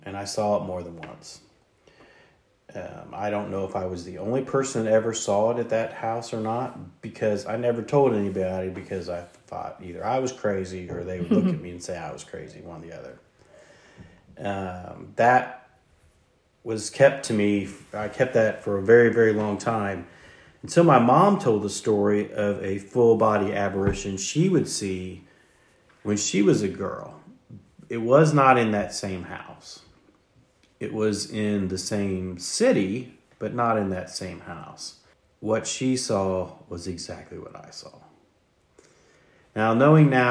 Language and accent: English; the South, United States; me saying y'all, you probably figured out we're from the South